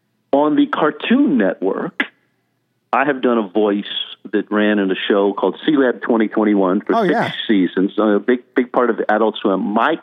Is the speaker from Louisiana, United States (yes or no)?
yes; Louisiana, United States; moved away; Comes of course from my home state, from Baton Rouge